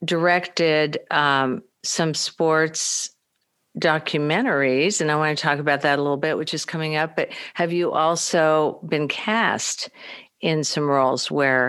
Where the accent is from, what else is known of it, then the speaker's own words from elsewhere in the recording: Midwest, United States; I know we're both from the Midwest